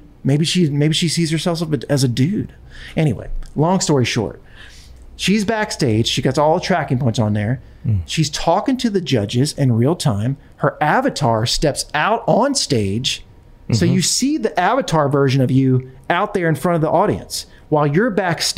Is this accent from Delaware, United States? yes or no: yes; Delaware, United States; it's my home state